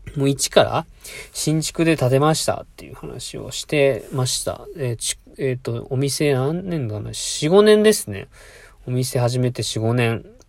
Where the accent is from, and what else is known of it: Fukuoka, Japan; born or raised there; now in Mie, Japan